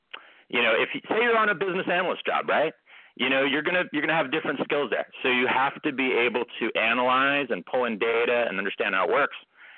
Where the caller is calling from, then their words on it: California, United States; I'm actually calling from California today.